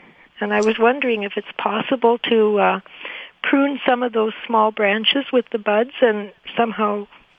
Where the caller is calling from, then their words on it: Winnipeg, Manitoba, Canada; From Winnipeg.